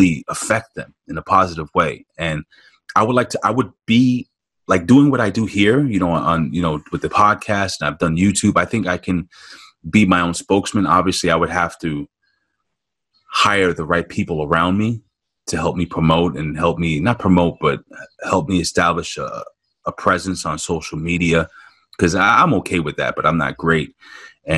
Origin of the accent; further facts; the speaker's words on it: New York City, New York, United States; growing up in New York City